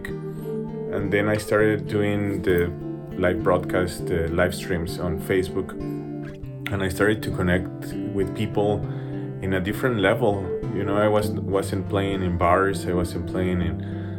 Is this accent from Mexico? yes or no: yes; Mexico City, Mexico; now in Denver, United States; I'm a guitarist from Mexico City